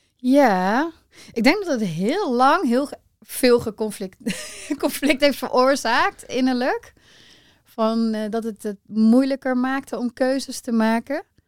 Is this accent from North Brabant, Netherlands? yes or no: yes; Rosmalen, North Brabant, Netherlands; also born or lived in 's-Hertogenbosch; ik ben geboren in Den Bosch. Eh, maar wij zijn best wel snel naar Rosmalen verhuisd. Is echt meer zo'n klein dorpje, soort van. En eh, ja, gewoon heel normaal opgegroeid